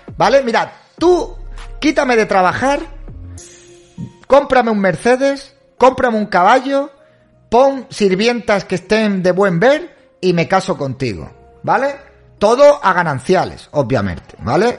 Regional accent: Spain; Soy hispano, soy español

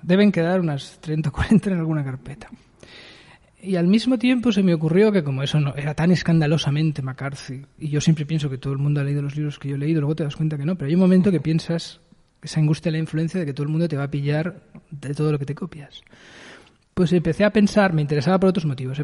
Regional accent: Barcelona, Catalonia, Spain; also born or lived in Eixample, Barcelona; Yo soy de Sans y he pasado toda mi vida hasta los 28 en Sans Las Corus

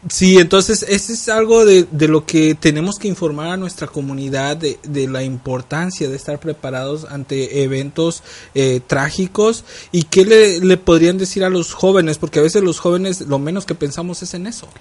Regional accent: Jalisco, Mexico; now in United States; el lado de donde yo soy, que es de Jalisco

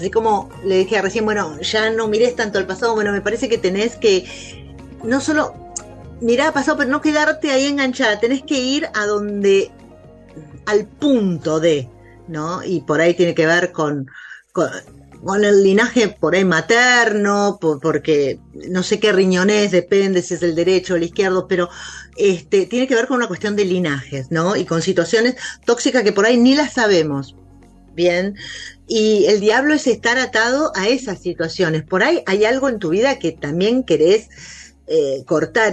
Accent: Buenos Aires, Argentina; also born or lived in Galicia (grandparents); los porteños acá que nos acostamos tarde

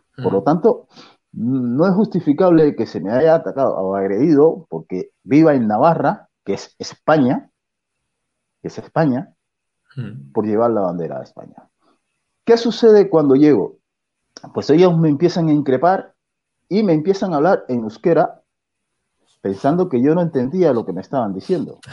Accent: Cuba; moved away as an adult; now in Spain; yo soy cubano

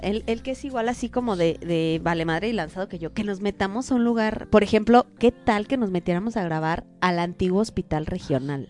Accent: Mexico; somos los mexicanos

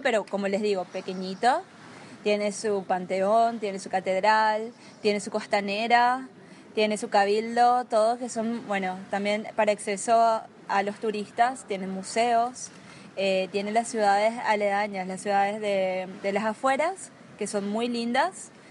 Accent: Asunción, Paraguay; Soy de Asunción, de la capital de, Paraguay

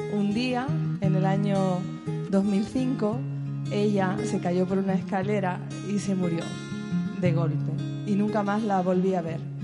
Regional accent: Seville, Andalusia, Spain; moved away as an adult; also born or lived in Barcelona; soy de Sevilla

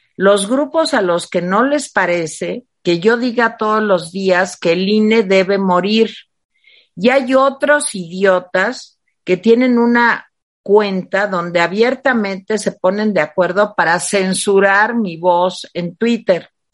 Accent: Mexico; así somos los mexicanos

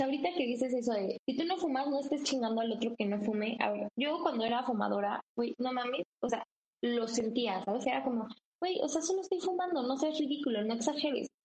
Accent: Mexico; soy mexicana

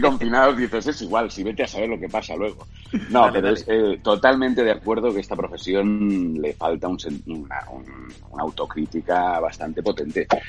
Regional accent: Catalonia, Spain; sabiendo que soy catalán

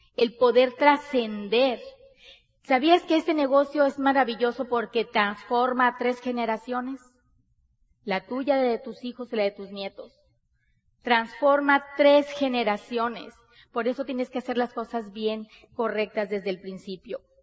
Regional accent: Sonora, Mexico; Nosotros somos mexicanos, bien mexicanas, Somos de Sonora, del norte de, de, del país de México

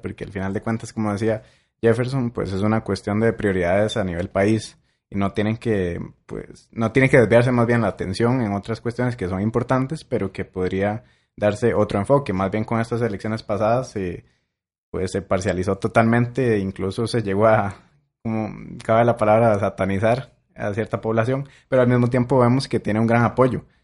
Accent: Costa Rica; las familias costarricenses

